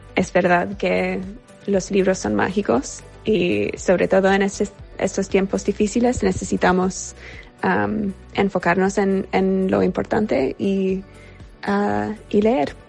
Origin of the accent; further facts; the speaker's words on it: New York, United States; soy de Nueva York y vivo en Brooklyn.